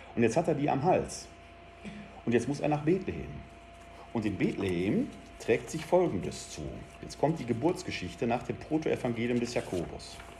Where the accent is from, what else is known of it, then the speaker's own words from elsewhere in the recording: Essen, North Rhine-Westphalia, Germany; ich bin in Altendorf groß geworden, wo die Krupp-Fabriken standen